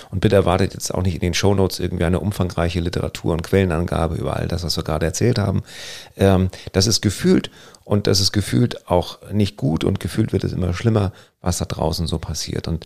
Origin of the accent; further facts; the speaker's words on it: Northern Germany, Germany; Gerade so als, als Norddeutscher, und wir lieben es ja am, am Strand zu sein, egal ob Ostsee oder Nordsee